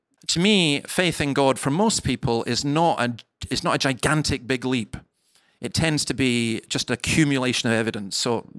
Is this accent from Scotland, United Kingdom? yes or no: yes; Scotland, United Kingdom; For example, I grew up in the Highlands of Scotland, and I used to walk along these cliffs that were about 200 feet high